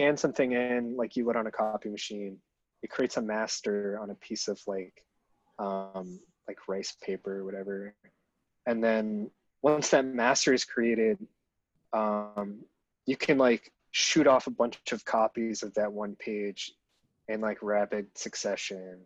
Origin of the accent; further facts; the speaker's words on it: Trumbull, Connecticut, United States; I'm from Connecticut, a town called Trumbull